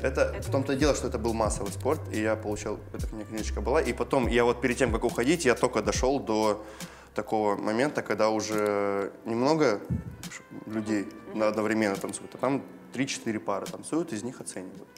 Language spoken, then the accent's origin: Russian; Belorechensk, Krasnodar Krai, Russia; я из Белореченска, это, получается, сто километров от Краснодара